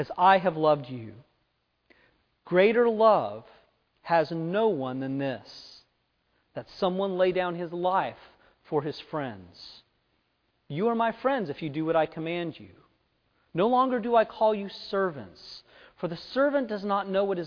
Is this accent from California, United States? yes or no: yes; Fresno, California, United States; moved away; Where I grew up in Fresno, it's a town of about 800,000 people